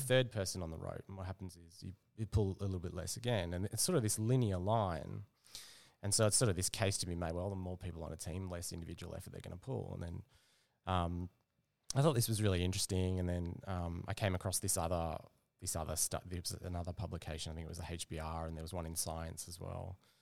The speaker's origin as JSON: {"language": "English", "town": "Perth", "region": "Western Australia", "country": "Australia", "moved": "as an adult", "lives_now": "Melbourne, Australia", "said": "I'm actually from Perth. So, yeah, moved out about ten, ten years ago."}